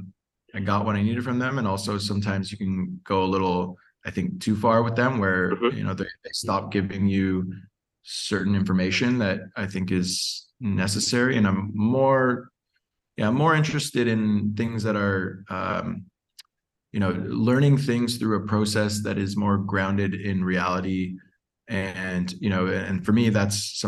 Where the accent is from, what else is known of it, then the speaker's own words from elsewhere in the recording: Toronto, Ontario, Canada; moved away as an adult; also born or lived in Mexico City / Costa Rica; now in Puerto Escondido, Mexico; I'm from Toronto. Grew up just north of the city.